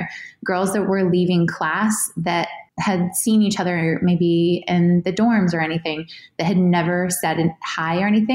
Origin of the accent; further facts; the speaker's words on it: New Hampshire, United States; I grew up in New Hampshire